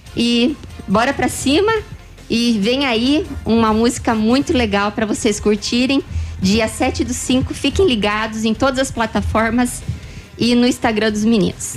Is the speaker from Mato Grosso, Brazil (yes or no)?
yes; Sorriso, Mato Grosso, Brazil; somos de Sorriso, Mato Grosso.